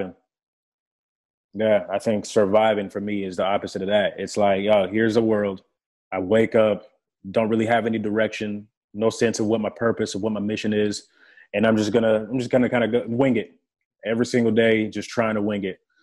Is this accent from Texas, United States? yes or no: yes; Irving, Texas, United States; first language French; English is a second language; also born or lived in Democratic Republic of the Congo / Johannesburg, South Africa; So at seven years old, I get to Texas. I don't know the language. I wasn't fluent in English until I was nine years old